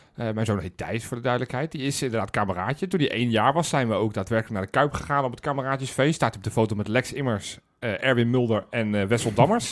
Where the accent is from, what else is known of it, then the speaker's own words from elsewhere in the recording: Zoetermeer, South Holland, Netherlands; Ik kom uit Zoetermeer